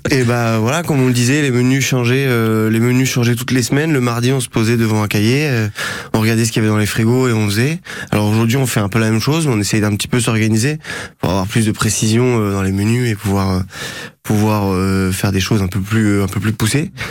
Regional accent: Normandy, France; je suis originaire de Normandie

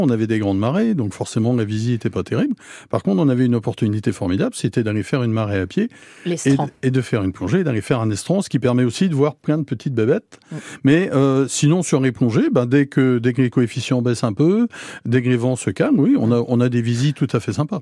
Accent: Guingamp, Brittany, France; now in Cherbourg, France; je suis breton, je suis guingampais

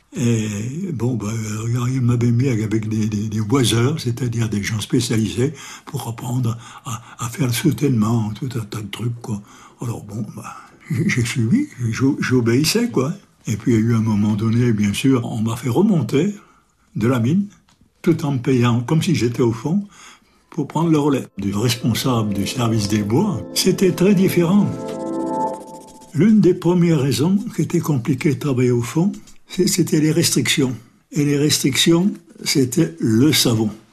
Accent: France; Je suis né à la Télodière le 23 avril 1923.

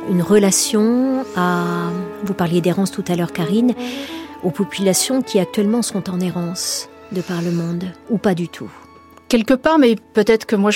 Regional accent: Toulon, Provence-Alpes-Côte d'Azur, France; born there; Je suis née à Toulon

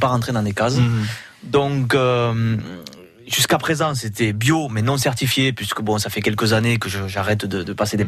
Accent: Banyuls-sur-Mer, Occitania, France; je suis de Bagnols

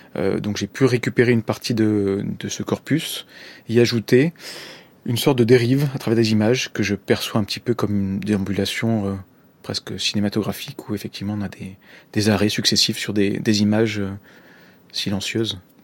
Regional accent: Marseille, the Var, Provence-Alpes-Côte d'Azur, France; moved away as an adult; also born or lived in Corsica; je suis né à Marseille et j'ai vécu jusqu'à mes 20 ans à peu près dans le sud de la France, dans le Var.

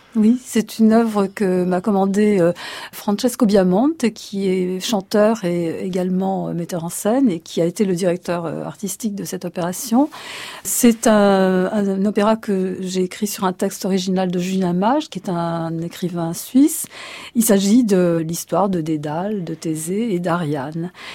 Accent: Egypt; moved away; je suis nomade puisque je suis née euh, en Égypte.

